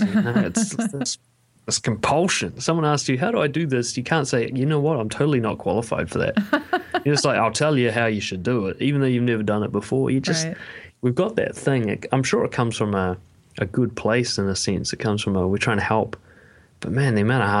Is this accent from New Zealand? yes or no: yes; Auckland, New Zealand; I was raised in West Auckland, which is a fairly rough area of New Zealand